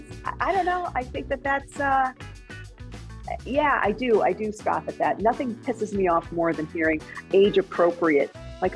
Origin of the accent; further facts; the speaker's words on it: New Jersey, United States; I grew up in New Jersey.